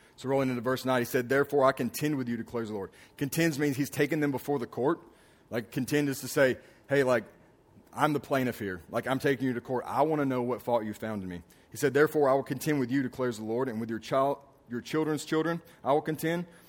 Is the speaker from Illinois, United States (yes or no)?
no; Alabama, United States; moved away; also born or lived in Houston; I remember growing up in Alabama, in this small town that we lived